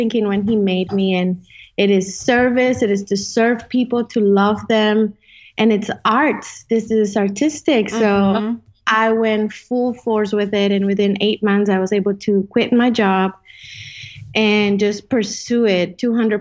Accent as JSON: {"language": "English", "country": "Colombia", "also_born_or_lived": "Dallas-Fort Worth, Texas", "first_language": "Spanish", "second_language": "English", "moved": "yes", "lives_now": "Dallas, United States", "said": "I live in Dallas, Fort Worth, and I am originally from Colombia. I've lived in many places"}